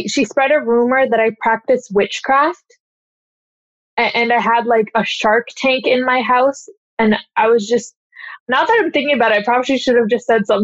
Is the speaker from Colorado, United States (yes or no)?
no; Redmond, Washington, United States; also born or lived in Kirkland, Washington; I was raised in Redmond, and Redmond is like fairly diverse